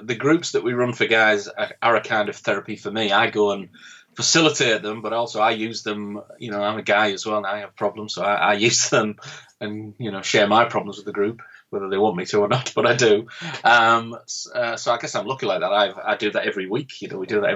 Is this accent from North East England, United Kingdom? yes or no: yes; Middlesbrough, North East England, United Kingdom; It's a town called Middlesbrough, and we were 152 out of 152 on the national suicide. And that's my hometown